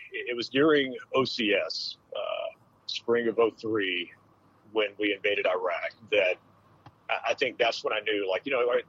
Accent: Destin, Florida, United States; moved away as an adult; also born or lived in Dallas-Fort Worth, Texas; I grew up in Destin, Florida, which is the world's luckiest seafood fishing village

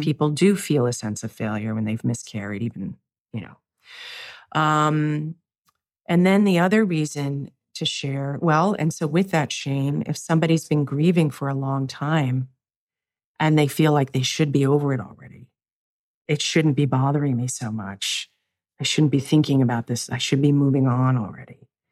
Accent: New York, United States; I'm a New Yorker

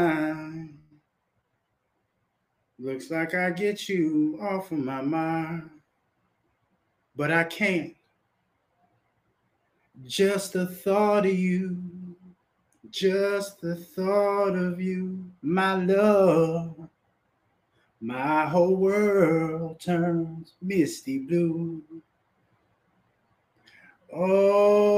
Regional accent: United States; I'm a motherfucking American

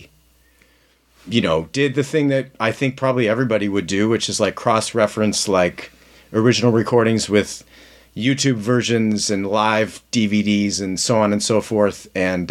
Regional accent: Canada; moved away as an adult; now in Los Angeles, United States; being Canadian and being, having grown up there

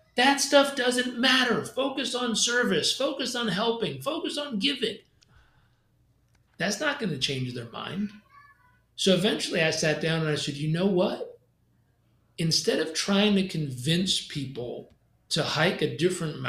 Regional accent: California, United States; I grew up in California

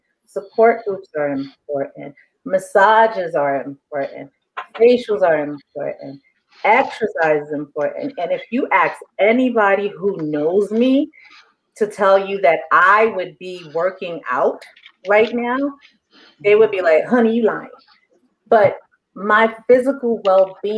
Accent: New York City, New York, United States; I'm from Harlem, but I'm also African

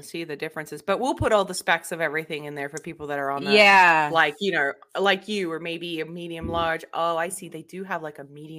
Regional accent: Australia; and yes, people, I am from Australia.

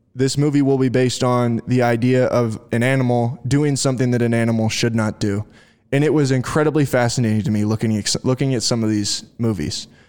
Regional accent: United States; Maryville, Missouri, which is in the northwest corner of, of, uh, Missouri, is about thirty minutes from my hometown

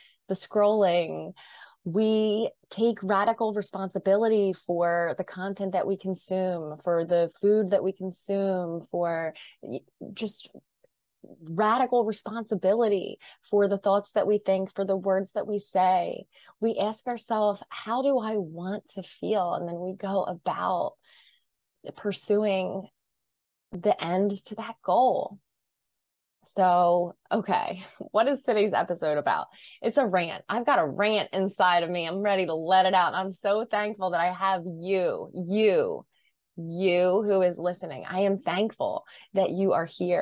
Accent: New Jersey, United States; I'm from New Jersey. I kind of live at the Jersey Shore

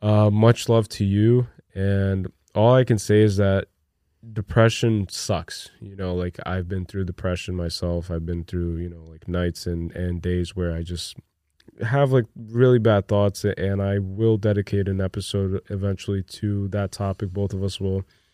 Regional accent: New Jersey, United States; Oh, we're from Jersey, by the way, so New York is right across.

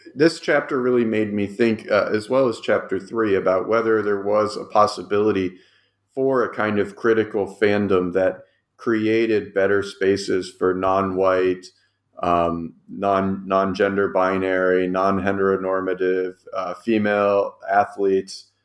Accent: Cleveland, Ohio, United States; I'm also from Cleveland

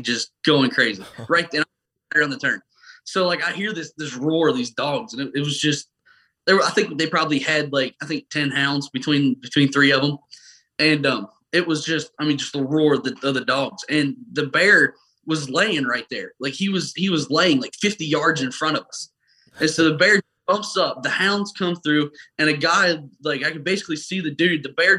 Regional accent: Pennsylvania, United States; born there; I was born in Pennsylvania. We deer hunted up there.

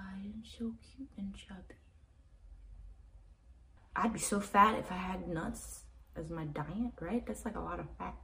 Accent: Macau; moved away; I grew up in Asia

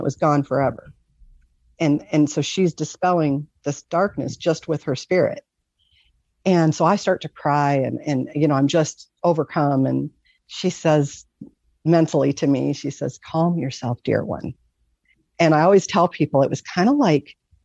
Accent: Michigan, United States; I grew up in Michigan. So, the lakes freeze over. We lived right by Lake Erie.

